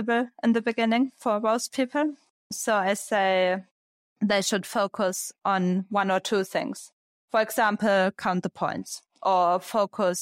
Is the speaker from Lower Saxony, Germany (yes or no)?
yes; Braunschweig, Lower Saxony, Germany; Braunschweig, was my hometown. It's in the north of Germany.